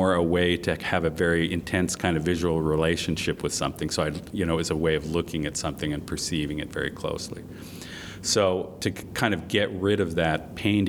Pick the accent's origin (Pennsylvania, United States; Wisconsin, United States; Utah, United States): Utah, United States; Salt Lake City; I am originally from Salt Lake City, Utah, so I am very familiar with the West. And I grew up in the Wasatch Mountains outside of Salt Lake